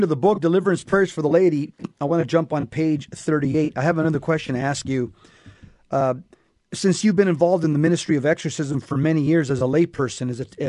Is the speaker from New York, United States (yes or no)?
no; Los Angeles, California, United States; because I came from Los Angeles, there were six sub-dioceses within the archdiocese